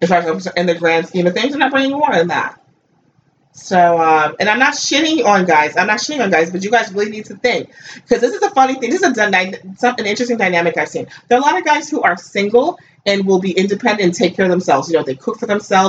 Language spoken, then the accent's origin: English; United States; I grew up in America